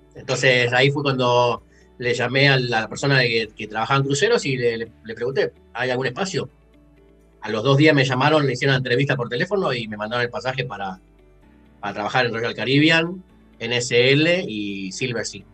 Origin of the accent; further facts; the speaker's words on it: Rosario, Santa Fe, Argentina; moved away as an adult; also born or lived in Mexico / Canada; now in Edmonton, Canada; yo soy de Rosario